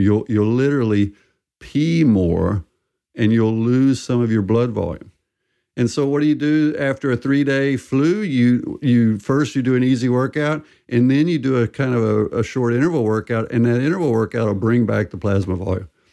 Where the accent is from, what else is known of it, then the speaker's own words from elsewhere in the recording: southern U.S., United States; I'm American and, and grew up in the United States in the southern U.S.